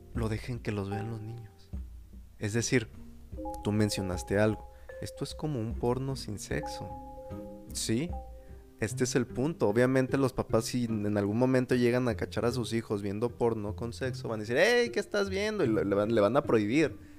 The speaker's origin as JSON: {"language": "Spanish", "country": "Mexico", "said": "nosotros como mexicanos"}